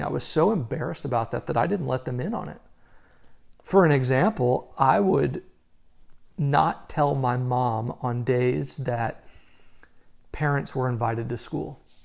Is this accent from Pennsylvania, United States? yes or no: no; Southern Missouri, United States; I grew up in Southern Missouri.